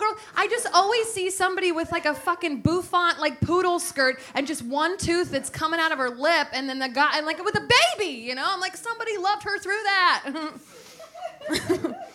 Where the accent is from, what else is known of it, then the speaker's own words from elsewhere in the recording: San Francisco, California, United States; also born or lived in Los Angeles; now in New York, United States; I grew up in San Francisco